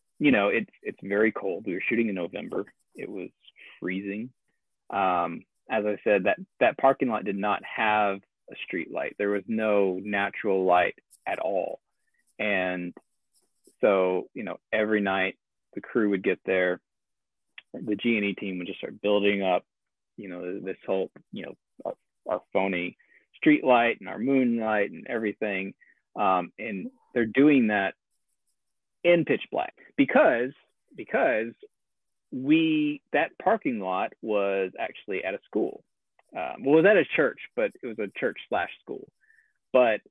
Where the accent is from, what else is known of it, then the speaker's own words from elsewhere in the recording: Arkansas, United States; I live in Arkansas right now. So, that was kind of, I thought, if nothing else, like, I'm going to shoot it here in my hometown